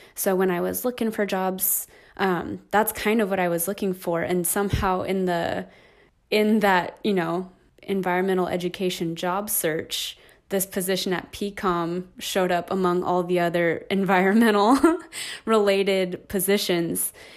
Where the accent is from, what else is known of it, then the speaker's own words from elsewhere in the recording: Hesperia, California, United States; also born or lived in Aliso Viejo, California; I grew up in Hesperia, California, so in the high desert, um, in the Inland Empire. Um, and I was there, um, till I was eighteen